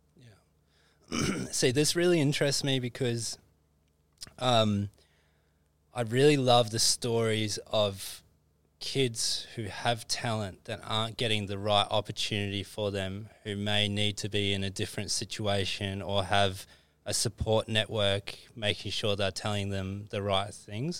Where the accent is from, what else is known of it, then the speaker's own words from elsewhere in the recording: Christchurch, Canterbury, New Zealand; moved away; growing up in Christchurch